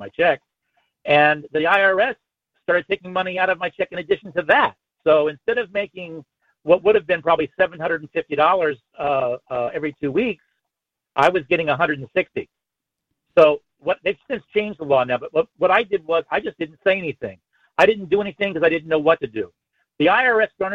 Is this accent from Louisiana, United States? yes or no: no; Virginia, United States; I was born in Virginia. I'm a Virginian.